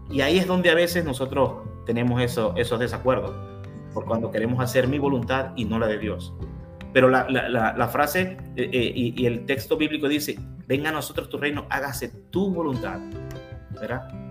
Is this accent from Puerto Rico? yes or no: no; Venezuela; now in Mexico; en el 2018 yo, yo recibí la nacionalidad mexicana, así que si me ponen arepas, soy venezolano